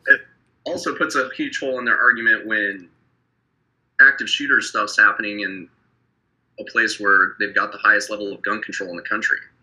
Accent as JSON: {"language": "English", "region": "Wyoming", "country": "United States", "tie": "born or raised there", "said": "my hometown where I grew up in Wyoming"}